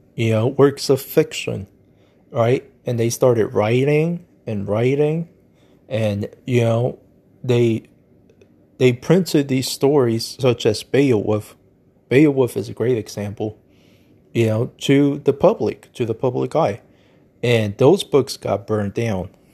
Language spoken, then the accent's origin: English; United States; I'm American